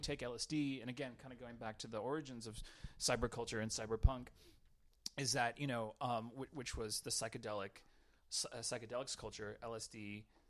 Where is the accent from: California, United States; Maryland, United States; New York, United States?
California, United States; Southern; I grew up in Southern California, um, like in in a small town, it's about 30, 30 miles east of San Diego.